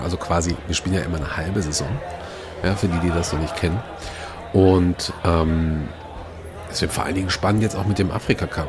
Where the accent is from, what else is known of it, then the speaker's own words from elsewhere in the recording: Gelsenkirchen, North Rhine-Westphalia, Germany; Meine Heimatstadt